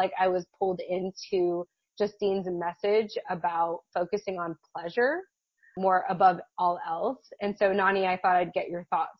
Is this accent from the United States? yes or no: yes; United States; I grew up Catholic, as many Filipino, you know, kids tend to, Filipino American children are, or tend to be raised up as. My parents were immigrants from the Philippines, and yeah, they were Catholic.